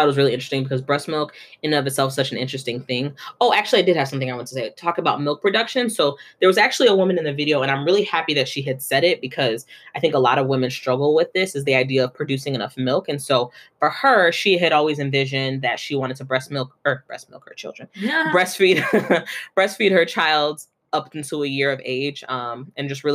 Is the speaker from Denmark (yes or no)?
no; Nigeria; moved away; me and Dami, we're Nigerian, and like back home in Nigeria